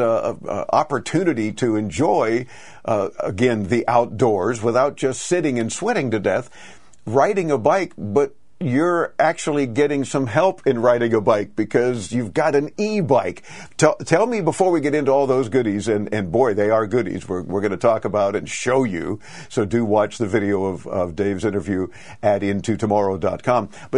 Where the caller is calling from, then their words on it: Miami, Florida, United States; Well, we sweat it out here in Miami, Florida